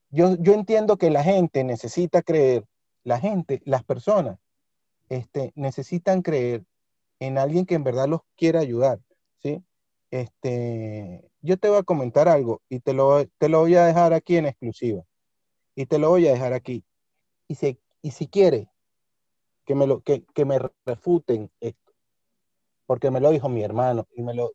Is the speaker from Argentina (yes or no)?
no; Venezuela; moved away as an adult; now in Spain; mi país de origen